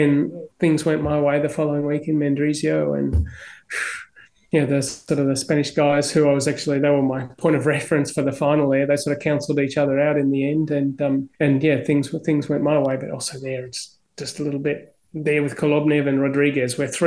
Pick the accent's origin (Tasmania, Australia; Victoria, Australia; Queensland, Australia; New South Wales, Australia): Victoria, Australia; Melbourne; also born or lived in Barunga, Northern Territory, Australia; we're both from Melbourne